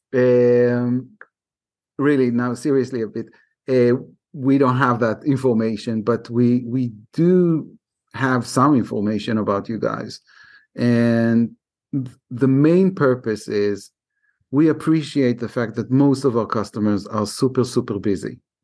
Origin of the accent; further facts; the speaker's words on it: Israel; I'm from Israel